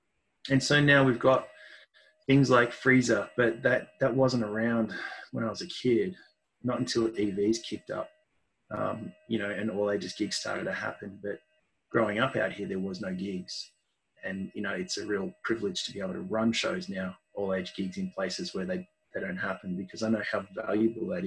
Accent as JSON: {"language": "English", "town": "Mount Evelyn", "region": "Victoria", "country": "Australia", "tie": "born or raised there", "said": "I live now in the place where I grew up in Mount Evelyn. So Melbourne's eastern suburbs up in the hills."}